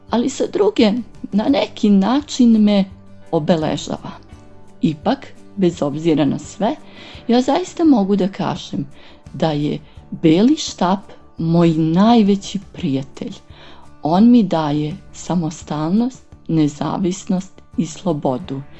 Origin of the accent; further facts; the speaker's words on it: Niš, Nišava District, Serbia; dolazim iz Niša.